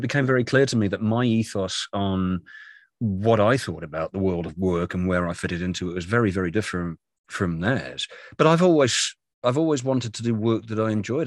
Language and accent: English; United Kingdom; moved away as an adult; also born or lived in London; now in North Carolina, United States; I'm a Brit living in America